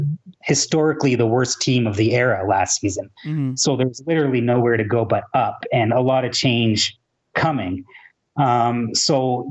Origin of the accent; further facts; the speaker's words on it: Toronto, Ontario, Canada; I'm from Toronto